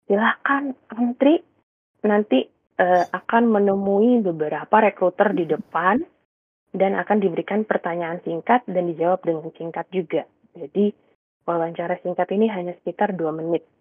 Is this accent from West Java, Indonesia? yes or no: no; Samarinda, East Kalimantan, Indonesia; moved away as an adult; Jadi aku tuh sebenarnya lahir dan besarnya di Samarinda, Kalimantan Timur sampai SMA, lalu berkuliah ke Surabaya di ITS, mengambil jurusan teknik sipil.